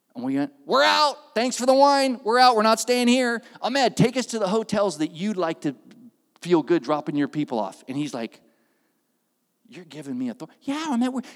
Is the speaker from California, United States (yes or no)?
yes; Oakland, California, United States; also born or lived in Castro Valley, California; now in Santa Cruz, United States; I was raised in Oakland.